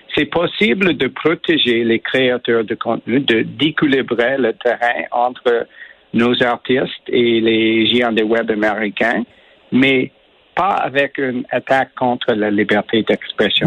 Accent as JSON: {"language": "French", "region": "Quebec", "country": "Canada", "tie": "born or raised there", "first_language": "English", "second_language": "French", "moved": "yes", "said": "je suis né au Québec, je suis un mm. anglo, bien sûr. J'ai pris mon français dans, dans les forces armées"}